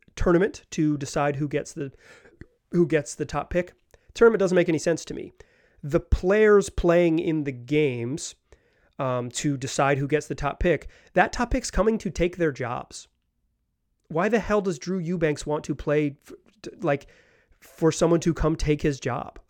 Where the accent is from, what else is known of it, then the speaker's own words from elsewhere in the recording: Chapel Hill, North Carolina, United States; I am from Chapel Hill, North Carolina